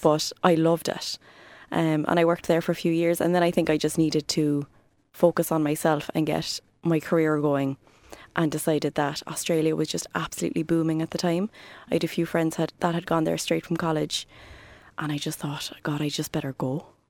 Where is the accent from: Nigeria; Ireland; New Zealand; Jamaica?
Ireland; Cork, Munster; also born or lived in Ballinlough, Cork / Douglas, Cork; I was born in Cork.